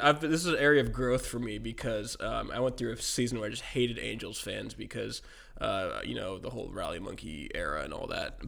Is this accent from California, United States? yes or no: yes; the Bay Area, California, United States; I grew up in the Bay. I grew up a few blocks from Chris Mullen's house